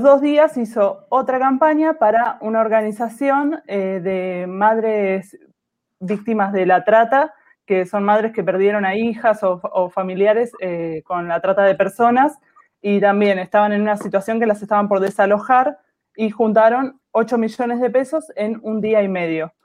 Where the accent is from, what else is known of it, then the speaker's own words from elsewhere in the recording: Buenos Aires, Argentina; soy de Argentina, de Buenos Aires